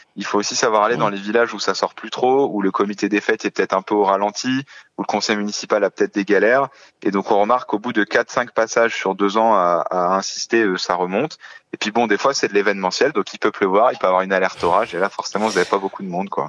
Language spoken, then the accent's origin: French; Haute-Côte-d'Or, Châtillonnais, Bourgogne-Franche-Comté, France; je viens euh, de la Haute-Côte d'Or, dans une province qui s'appelle le Châtillonnais.